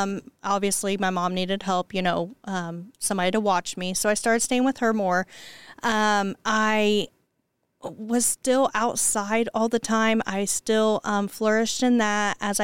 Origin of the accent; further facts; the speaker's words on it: Pendleton, Indiana, United States; also born or lived in Anderson, Indiana; I grew up in Pendleton. And then I had children. Cost of living was obviously lower here in Anderson, so I moved to Anderson.